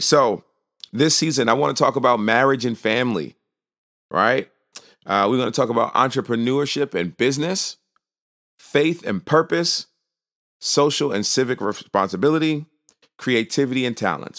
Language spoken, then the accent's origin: English; New York, United States; now in Virginia, United States; I am originally from New York. I now live in uh, Virginia